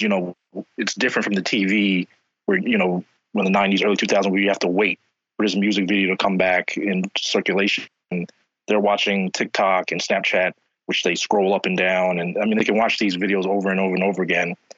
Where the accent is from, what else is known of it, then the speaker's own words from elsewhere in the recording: New York City, New York, United States; now in Philadelphia, United States; I'm originally from New York. I'm originally from Queens